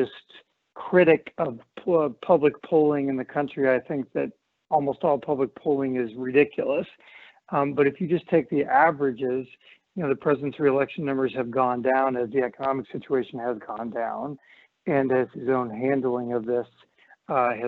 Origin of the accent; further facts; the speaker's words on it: Montana, United States; My home state of Montana